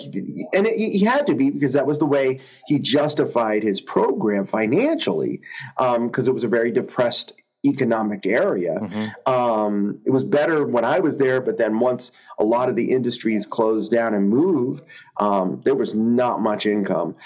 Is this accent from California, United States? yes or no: no; Central Maine, United States; moved away as an adult; also born or lived in Boston; now in Kansas City, United States; I grew up there in Central Maine